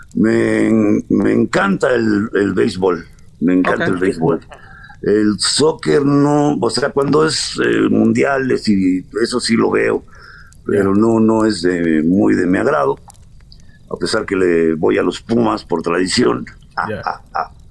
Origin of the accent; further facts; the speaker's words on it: Tulancingo, Hidalgo, Mexico; moved away as an adult; also born or lived in Paris, France / Mexico City, Mexico / Los Angeles, United States; Yo nací en Cantulancingo Hidalgo. Eh, me, fui con la familia a, París a los cinco años